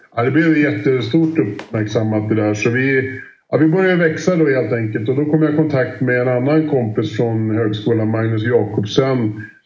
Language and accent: Swedish; Sweden; Sundbyholm och Romme och de här banorna runt omkring där vi kommer ifrån